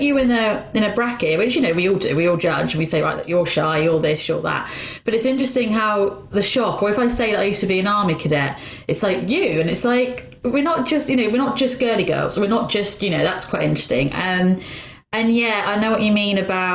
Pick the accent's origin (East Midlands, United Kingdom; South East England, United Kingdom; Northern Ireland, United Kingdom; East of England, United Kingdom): East of England, United Kingdom; Luton; moved away; also born or lived in Bedford; I'm from Luton